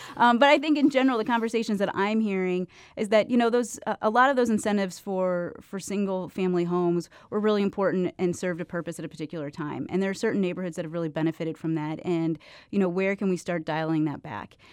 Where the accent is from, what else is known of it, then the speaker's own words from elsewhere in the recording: Illinois, United States; now in St. Louis, United States; Alderwoman Tyus and I are both from Illinois, too, originally